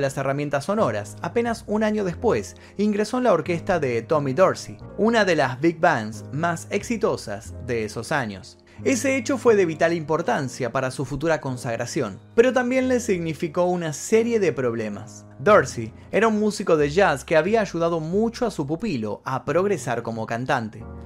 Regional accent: Argentina; mi país, en Argentina

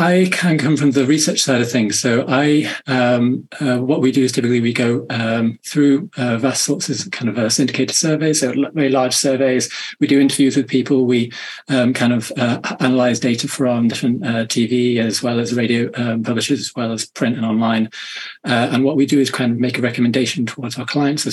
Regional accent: Manchester, North West England, United Kingdom; I come from the UK, as you may be able to tell from my accent, up in the north in Manchester

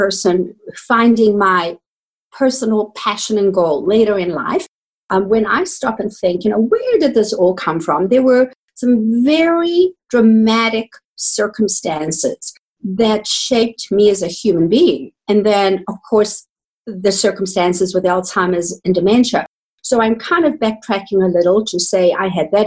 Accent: South Africa; accent: South African; moved away as an adult; also born or lived in Johannesburg, South Africa / Canada; I was trained in South Africa. You might hear that in my accent

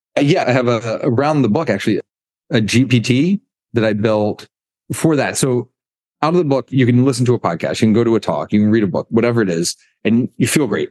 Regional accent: United States; moved away as an adult; also born or lived in Birmingham, Alabama / Greenville, North Carolina; now in Bermuda; growing up in Birmingham, Alabama, Greenville, North Carolina.

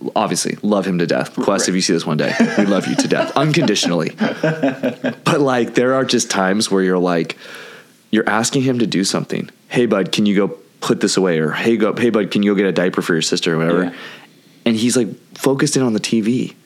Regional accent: California, United States; accent: California; also born or lived in Santa Cruz; Lisa says I have a California accent

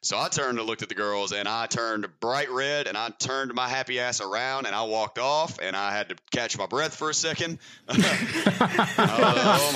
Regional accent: the South, United States; I'm from the South, so as you can surely tell by my speech pattern

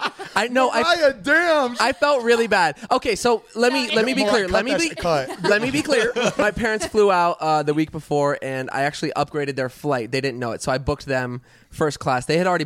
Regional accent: Fort Lauderdale, Florida, United States; moved away; we're from Fort Lauderdale, and obviously that's like 20 minutes from Miami.

